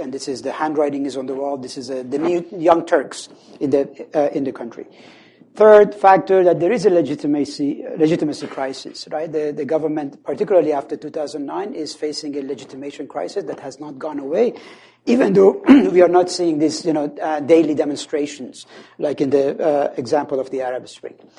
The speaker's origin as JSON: {"language": "English", "region": "Khuzestan", "country": "Iran", "tie": "born or raised there", "moved": "yes", "said": "I come from the Khuzestan region."}